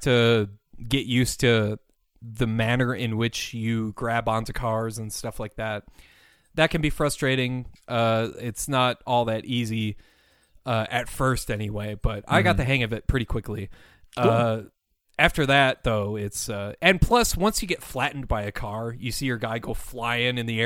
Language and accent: English; Minnesota, United States; I'm from Minnesota.